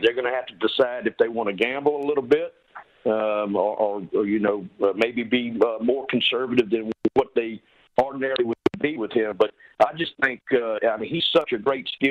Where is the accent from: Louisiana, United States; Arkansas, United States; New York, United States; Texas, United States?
Louisiana, United States; Baton Rouge; moved away as an adult; also born or lived in Las Vegas; I am born and bred from Baton Rouge, Louisiana. So I know how these people think down here. I'm one of them